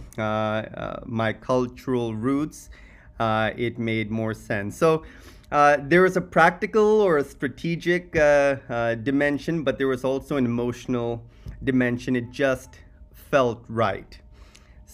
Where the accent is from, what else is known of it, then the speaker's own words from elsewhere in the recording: Silicon Valley, California, United States; moved away as an adult; now in India; I grew up in Silicon Valley